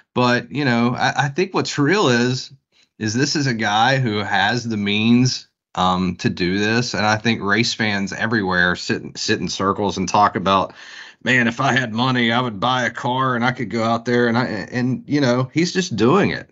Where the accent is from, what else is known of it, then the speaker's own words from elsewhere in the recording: West Virginia, United States; moved away as an adult; now in Daytona Beach, United States; growing up in West Virginia, we, we did a summer vacation every